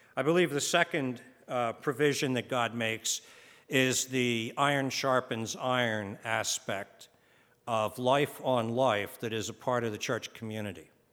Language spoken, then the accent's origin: English; United States; we're from America